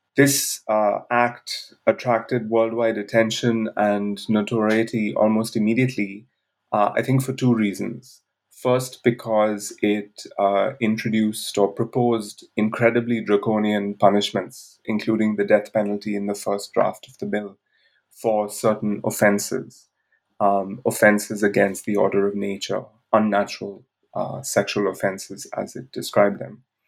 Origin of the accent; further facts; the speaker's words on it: India; moved away as an adult; also born or lived in Bangalore; I grew up in India where I lived till the age of 23